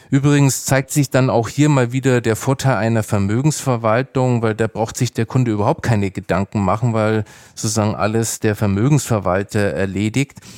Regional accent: Nuremberg, Bavaria, Germany; Ich bin ja in Nürnberg aufgewachsen

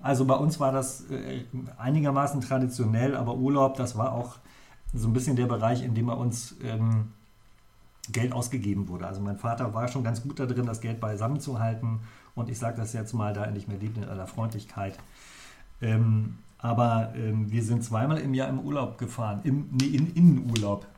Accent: Lower Saxony, Germany; bei uns in der Gegend natürlich, äh, da wo ich herkomme, aus dem Vorharz

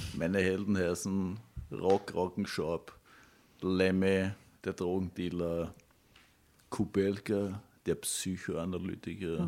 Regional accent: Windischgarsten, Upper Austria, Austria; born or raised there; moved away

